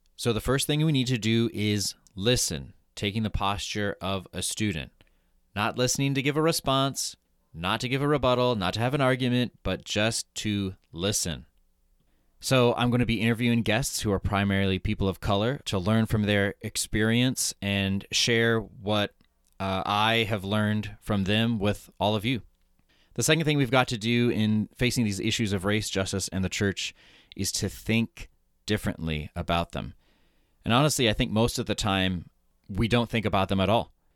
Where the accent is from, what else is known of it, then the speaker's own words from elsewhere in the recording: Broken Arrow, Oklahoma, United States; moved away as an adult; also born or lived in New York City; I grew up in Broken Arrow, Oklahoma, which is a suburb of Tulsa